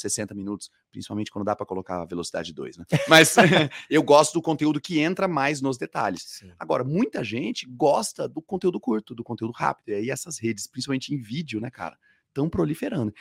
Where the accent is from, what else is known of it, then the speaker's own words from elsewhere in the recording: Campo Grande, Mato Grosso do Sul, Brazil; eu sou nascido em Campo Grande, capital do Mato Grosso do Sul, lá no Centro-Oeste, lá no Pantanal